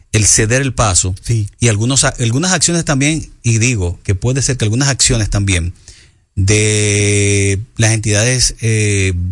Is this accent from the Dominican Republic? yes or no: yes; Dominican Republic; como dominicanos, como seres humanos, como latinos